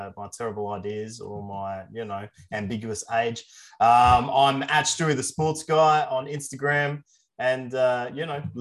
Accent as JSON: {"language": "English", "town": "Adelaide", "region": "South Australia", "country": "Australia", "said": "I'm from Adelaide"}